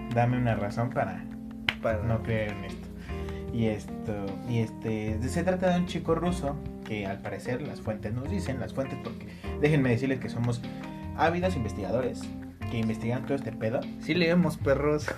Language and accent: Spanish; Mexico; somos mexicanos